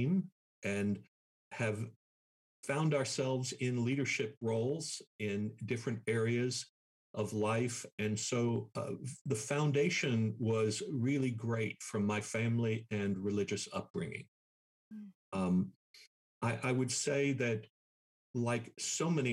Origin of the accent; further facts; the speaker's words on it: New York City, New York, United States; moved away as an adult; also born or lived in Miami, Florida / Mobile, Alabama / Texas; now in Dallas, United States; growing up in New York because it was a very religiously diverse environment